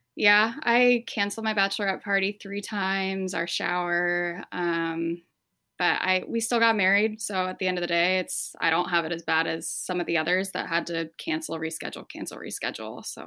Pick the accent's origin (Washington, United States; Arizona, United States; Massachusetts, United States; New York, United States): Washington, United States; Spokane; moved away as an adult; now in Detroit, United States; we're from eastern Washington, so, like, right next to Idaho. We're actually from Spokane